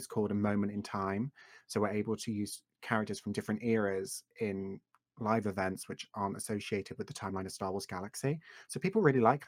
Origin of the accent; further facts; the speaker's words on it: England, United Kingdom; I live in England, if you guys couldn't already tell, and I've always lived here